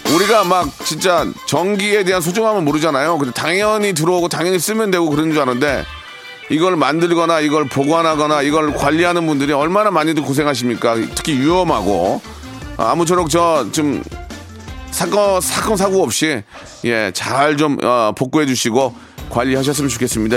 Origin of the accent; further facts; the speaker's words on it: South Korea; 저는 자랑스러운 DNA 100%의 한국인입니다